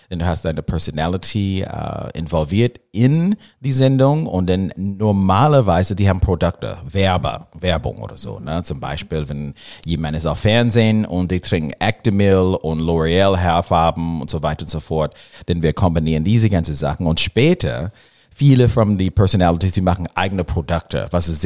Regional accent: Los Angeles, California, United States; German is a second language; Ja, ich komme aus Los Angeles

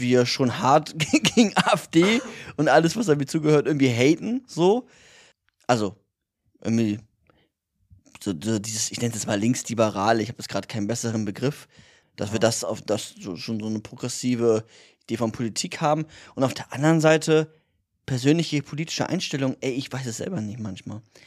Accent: Bremen, Germany; moved away; wir kommen ja beide aus Bremen

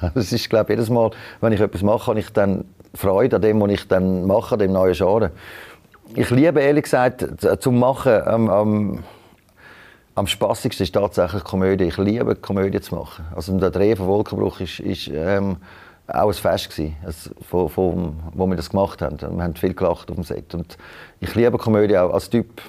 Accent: Switzerland; als Schweizer

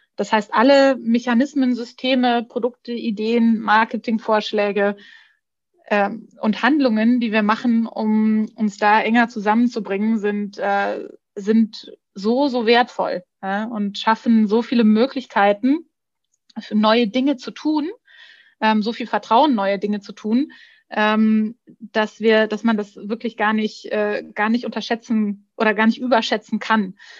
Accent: Bavaria, Germany; ich bin äh, ich bin Bayerin

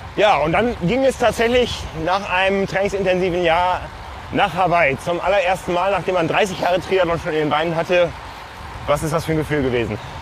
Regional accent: Hamburg, Germany; accent: northern German; ich als Hamburger sage Berg

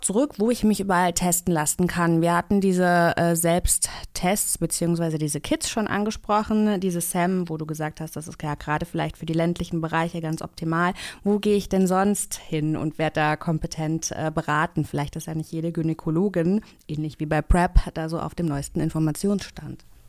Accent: Kassel, Hesse, Germany; Ich komme ja aus Kassel

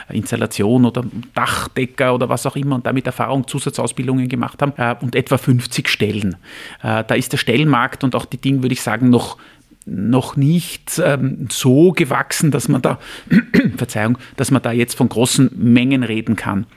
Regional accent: Vienna, Austria; ich bin ein Wiener, Familienvater, 49 Jahre alt

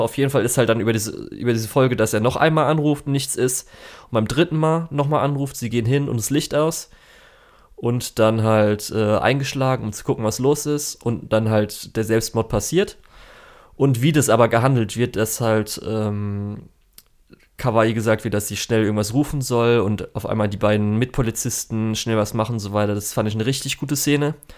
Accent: Germany; bei uns in Deutschland

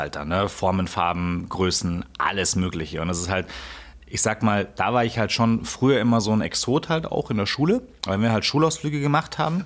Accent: east of Munich, Bavaria, Germany; Ich bin auf jeden Fall im Osten von München aufgewachsen

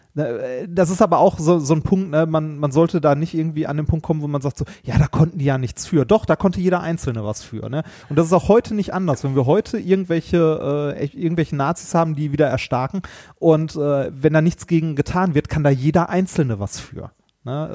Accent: Ruhr area, North Rhine-Westphalia, Germany; also born or lived in Essen; wir sind auch im Ruhrgebiet aufgewachsen

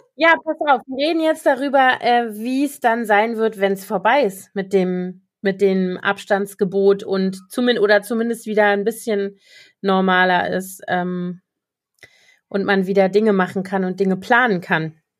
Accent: Koblenz, Rhineland-Palatinate, Germany; now in Berlin, Germany; in der Nähe von Koblenz, meiner Heimatstadt

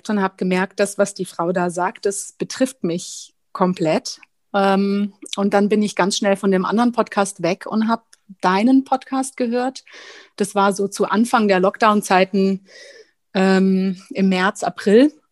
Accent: Baden-Württemberg, Germany; ich habe am Bodensee gewohnt, also ich bin quasi in der Nähe des Bodensees groß geworden und habe in Konstanz studiert.

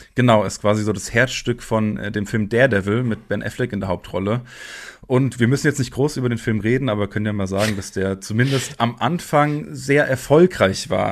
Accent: Frankfurt am Main, Hesse, Germany; Ich komme ja hier aus Frankfurt

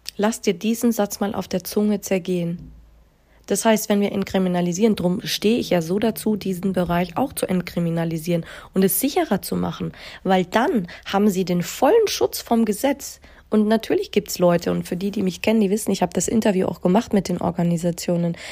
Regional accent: Bavaria, Germany; Ja, ich bin in Deutschland geboren, ich bin auch in Bayern geboren

